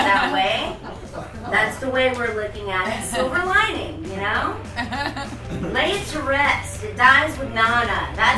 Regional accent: Mississippi, United States; accent: southern; I don't know if you hear the southern accent. I'm from Mississippi.

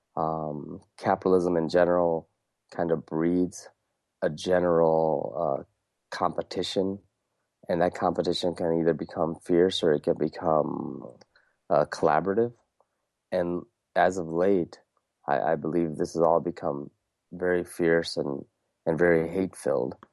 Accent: Wisconsin, United States; also born or lived in India; growing up in Wisconsin, being born in, uh, India

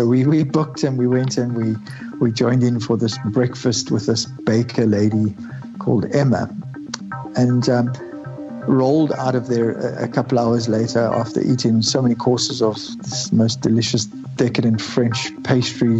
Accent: South Africa; we are from South Africa, not from England.

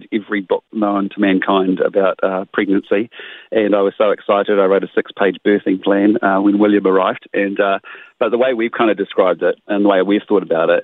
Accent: Christchurch, Canterbury, New Zealand; moved away; It's my hometown. I have family here.

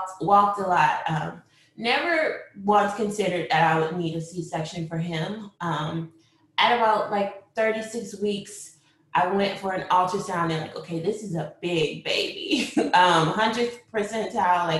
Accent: Grand Rapids, Michigan, United States; moved away as an adult; also born or lived in Washington, D.C.; now in Maryland, United States; I'm originally from Grand Rapids, Michigan. I came to D.C. in 2004 to attend Howard University.

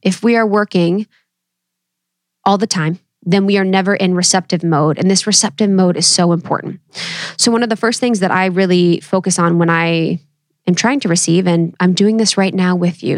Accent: Ohio, United States; I come from Ohio, baby, Midwest, roots through and through.

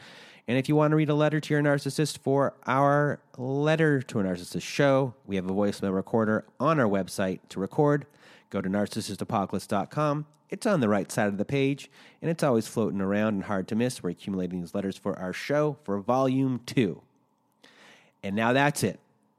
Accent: Toronto, Ontario, Canada; Yeah, it's very confusing for some people. Because I'm from Toronto. I don't really consider that Canada because it was a big city.

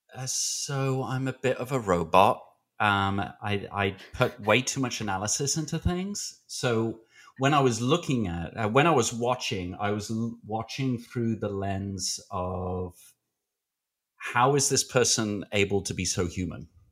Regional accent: United Kingdom; I'm British

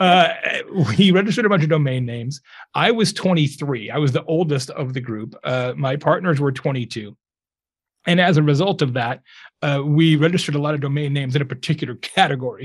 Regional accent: Lake Havasu City, Arizona, United States; moved away as an adult; also born or lived in Tucson, Arizona; now in Indiana, United States; I grew up in Lake Havasu City, Arizona

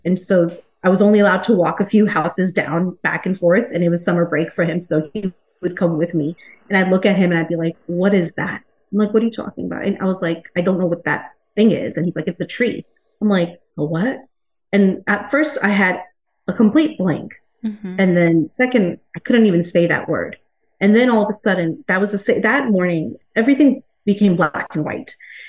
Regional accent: India; Yeah, so I'm from India. I'm Indian. I've lived here. My family, we've all been here since the 70s and 80s.

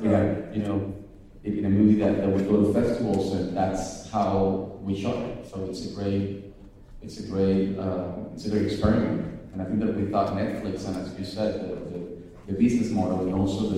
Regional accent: Venezuela; I grew up in Venezuela, and we lived in everything.

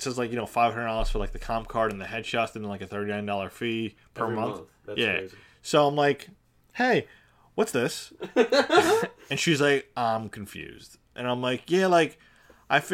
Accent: Long Island, New York, United States; I come from Long Island

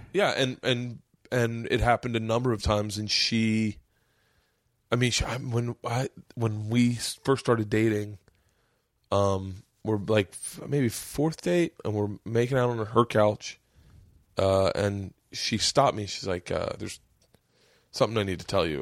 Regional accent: Florida, United States; I grew up in Florida.

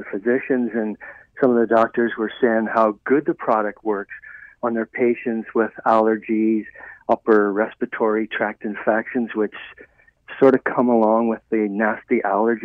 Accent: Ireland; born or raised there; moved away

